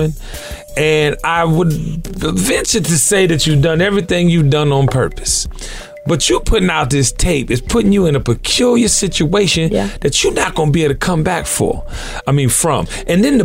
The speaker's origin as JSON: {"language": "English", "town": "Washington", "region": "District of Columbia", "country": "United States", "tie": "born or raised there", "moved": "yes", "lives_now": "Atlanta, United States", "said": "I'm from Washington, D.C., born and raised. Yeah, second home is Atlanta, but I've been in Atlanta longer than I've been in D.C. at this point"}